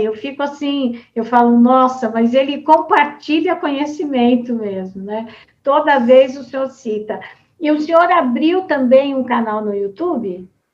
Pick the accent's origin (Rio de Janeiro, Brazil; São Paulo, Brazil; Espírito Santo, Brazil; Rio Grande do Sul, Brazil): São Paulo, Brazil; Americana; lá da minha cidade de Americana